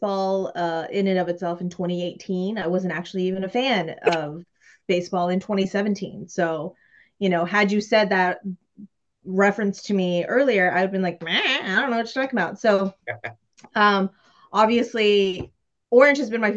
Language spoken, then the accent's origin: English; Las Vegas, Nevada, United States; now in Houston, United States; I'm originally from Vegas